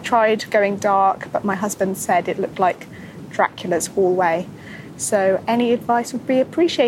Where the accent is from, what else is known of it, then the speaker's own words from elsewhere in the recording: Reading, South East England, United Kingdom; now in California, United States; I am originally from Reading, but now live in sunny California.